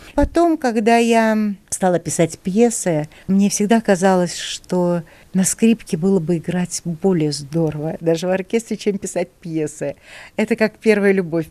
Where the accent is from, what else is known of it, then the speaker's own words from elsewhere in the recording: Saint Petersburg, Russia; now in Moscow, Russia; Я росла в Ленинграде.